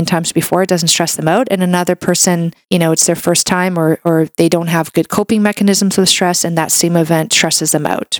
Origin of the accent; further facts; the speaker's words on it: Canada; I'm a Canadian medical doctor